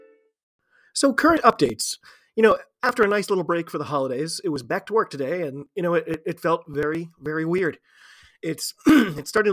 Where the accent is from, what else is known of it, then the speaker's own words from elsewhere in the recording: United States; I'm an American